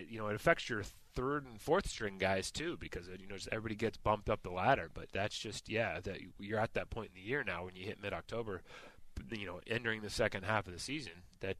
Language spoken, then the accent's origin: English; Northern California, United States; moved away as an adult; now in Oregon, United States; I'm such a gringo. I grew up in Northern California, and then I've lived in Oregon for 25 years.